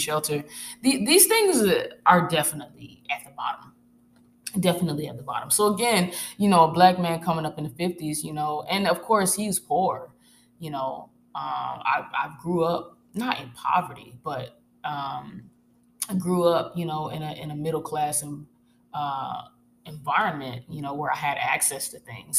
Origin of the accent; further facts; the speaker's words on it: Arkansas, United States; moved away as an adult; I'm originally from Arkansas